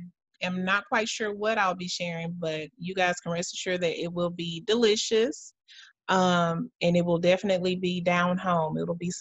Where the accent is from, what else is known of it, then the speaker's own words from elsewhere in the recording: Houston, Texas, United States; I'm from the South. I'm from Houston, Texas. So this is an opportunity for me to share some food that I grew up on